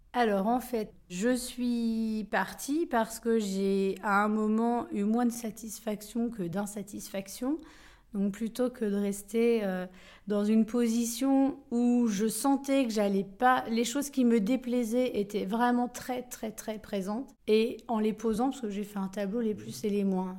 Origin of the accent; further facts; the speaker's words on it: Coutances, Normandy, France; also born or lived in Granville; je suis née à Coutances, c'est pas à Grandville, c'est au moins à 25 km ou 30 de Grandville, mais c'est presque pareil